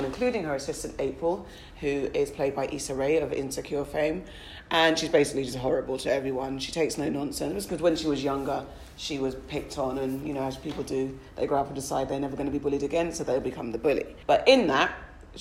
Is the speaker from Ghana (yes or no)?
yes; Ghana; as a West African, as a Ghanaian specifically